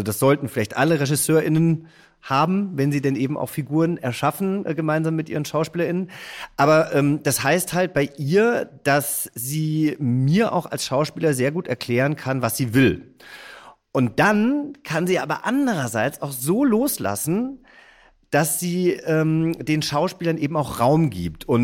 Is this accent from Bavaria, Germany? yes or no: no; Hesse, Germany; denn ich bin ja Hesse